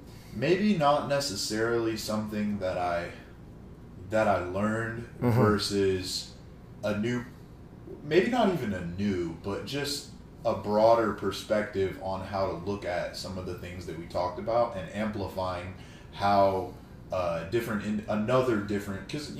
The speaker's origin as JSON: {"language": "English", "region": "California", "country": "United States", "said": "I am from the Bay Area."}